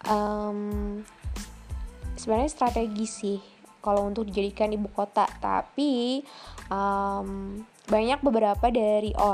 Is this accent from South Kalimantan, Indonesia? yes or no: yes; South Kalimantan, Indonesia; karena pribadi gue orang Banjar dan gue juga tahu bahas karena gue bahasa gue gitu kan